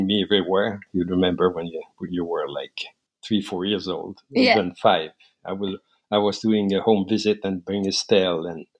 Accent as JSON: {"language": "English", "area": "La Beauce", "region": "Quebec", "country": "Canada", "tie": "born or raised there", "said": "I grew up in La Beauce, Quebec, Canada"}